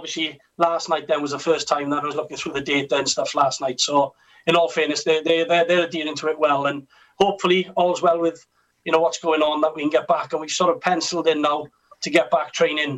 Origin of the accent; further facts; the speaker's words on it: Carmarthen, Wales, United Kingdom; I joined from Carmarthen, my hometown club, in 2002